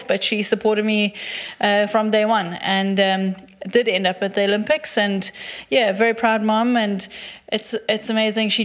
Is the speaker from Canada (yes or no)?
no; Durban, KwaZulu-Natal, South Africa; moved away as an adult; also born or lived in Stellenbosch; now in Cape Town, South Africa; growing up in Durban, I never thought I'd leave